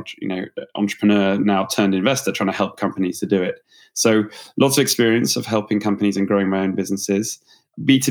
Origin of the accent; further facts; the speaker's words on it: United Kingdom; accent: British; moved away as an adult; now in Bay Area, United States; I'm a Brit by background, as you can tell, perhaps from the accent.